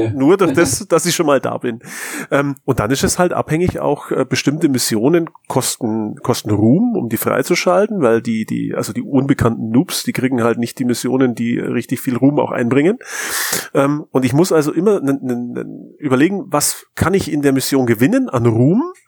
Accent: near Mindelheim, Bavaria, Germany; der Markus und ich, wir kommen aus der Nähe von Mindelheim

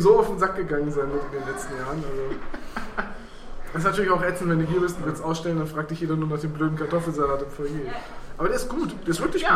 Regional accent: Bremen, Germany; ich komme aus Bremen

